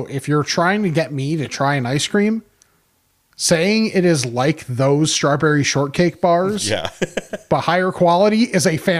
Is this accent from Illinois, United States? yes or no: yes; Homewood, Illinois, United States; moved away as an adult; now in Netherlands; I'm originally from Homewood, graduated from HF, and have two brothers who still live there. Currently, I live in Europe, specifically the Netherlands, and have for about the last 23 years.